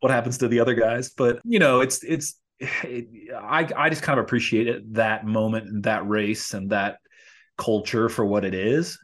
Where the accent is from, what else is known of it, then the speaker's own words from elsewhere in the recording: Louisville, Kentucky, United States; now in Los Angeles, United States; in my hometown in Louisville, Kentucky